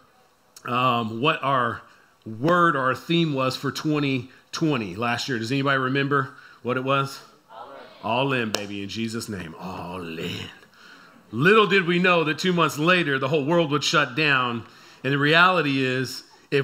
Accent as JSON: {"language": "English", "town": "San Antonio", "region": "Texas", "country": "United States", "said": "I'm from San Antonio"}